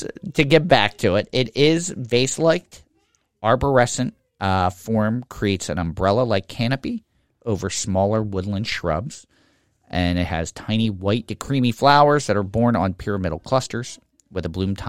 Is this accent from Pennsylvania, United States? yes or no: yes; Pennsylvania, United States; accent: Philadelphia; even though I didn't grow up in Philadelphia, I grew up in the suburbs. My whole family was from Philadelphia. All my relatives were from Philadelphia. It's a very Philadelphia accent that I've mostly managed to get rid